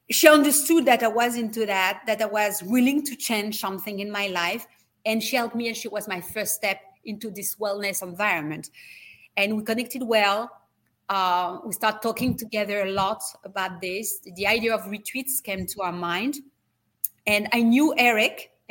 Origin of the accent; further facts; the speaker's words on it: France; accent: French; English is a second language; now in United States; need to have a better accent if I'm continuing to live in the States as I do. You know, I still have my French accent.